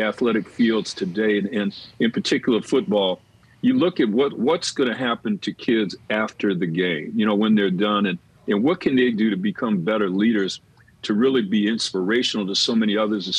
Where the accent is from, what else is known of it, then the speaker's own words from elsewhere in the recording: Detroit, Michigan, United States; moved away as an adult; now in San Diego, United States; I'm being born and raised in Detroit